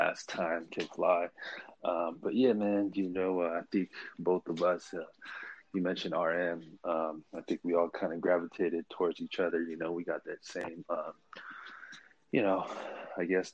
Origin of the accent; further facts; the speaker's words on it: Oxnard, California, United States; also born or lived in Oakland, California / San Francisco, California; I hail from the Bay Area, born in Oakland. California native, obviously. I made my way down to SoCal when I was about 9, 10 years old. And, you know, just kind of went through the school system, middle school, high school, down on the coast, a small town called Oxnard